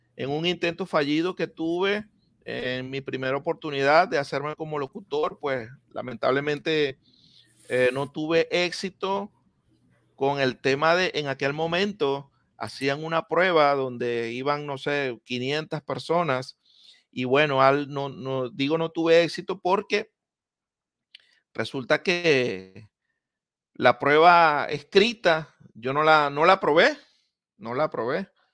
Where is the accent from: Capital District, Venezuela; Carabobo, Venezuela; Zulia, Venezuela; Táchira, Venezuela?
Zulia, Venezuela; Maracaibo; now in Miami, United States; en Maracaibo crecí, en Maracaibo me crié